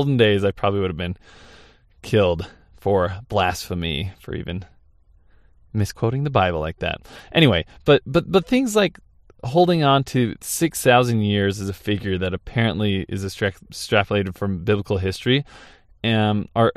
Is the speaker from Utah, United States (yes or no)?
yes; St. George, Utah, United States; my hometown in St. George, Utah